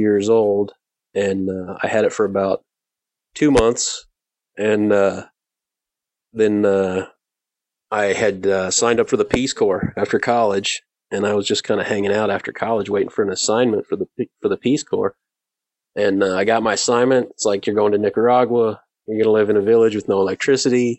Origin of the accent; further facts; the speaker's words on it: Indiana, United States; moved away; I grew up in Indiana